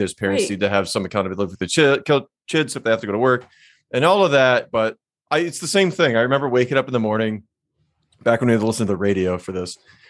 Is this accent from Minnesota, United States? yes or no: yes; Minnesota, United States; moved away; I'm from Minnesota. I know how to drive in the snow.